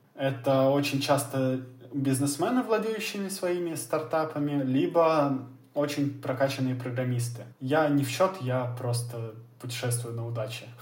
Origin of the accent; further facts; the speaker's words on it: Russia; ты им говоришь, что ты из России